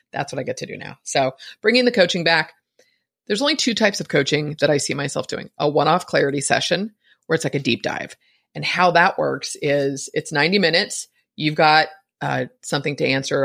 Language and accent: English; San Francisco, California, United States; I was born in San Francisco